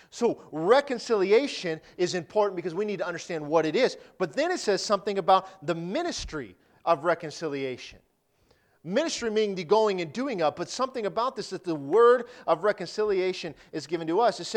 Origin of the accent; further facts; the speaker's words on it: Detroit, Michigan, United States; born there; Now, I was born in Detroit, okay?